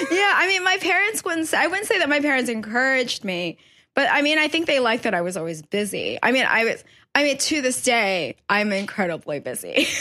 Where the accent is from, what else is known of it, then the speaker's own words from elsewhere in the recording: New York City, New York, United States; also born or lived in Guangdong, China / West Harlem; I spent my whole life mostly in Woodhaven, Queens